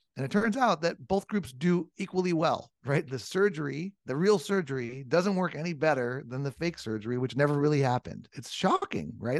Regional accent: Southern California, United States; I grew up in Southern California, and I'm an old surfer and skateboarder

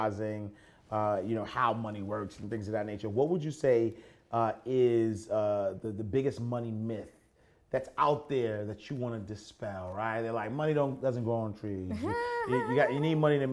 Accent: Haiti; I'm from Haiti

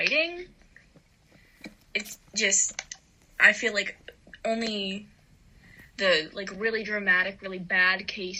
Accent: Ohio, United States; I am from Ohio

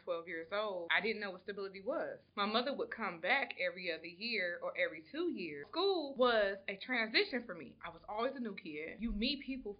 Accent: Detroit, Michigan, United States; I'm originally from Detroit, Michigan, and as a child, I was actually gave up by my mom at the age of 12 years old

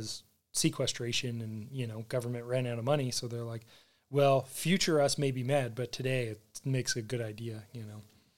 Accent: United States; Well, yeah. I'm American.

